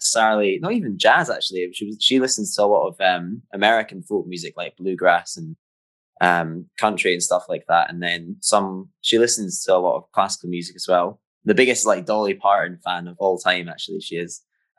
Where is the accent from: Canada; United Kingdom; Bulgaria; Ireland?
United Kingdom; Jamestown, Scotland; Yeah, that's right. Way up north.